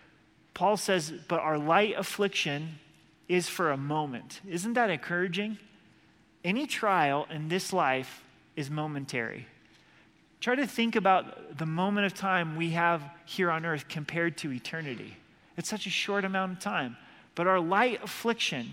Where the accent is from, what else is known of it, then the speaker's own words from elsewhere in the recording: Oregon, United States; moved away; I'm from Oregon